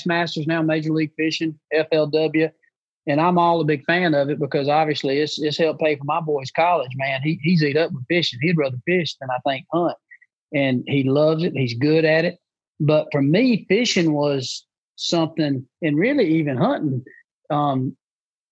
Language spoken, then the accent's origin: English; Booger Bottom, United States; when I grew up in Booger Bottom, my papa would have a bucket of shiners and a cork